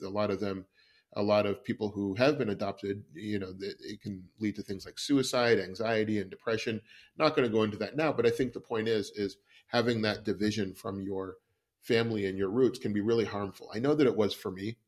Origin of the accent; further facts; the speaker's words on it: West Coast, United States; I grew up on the West Coast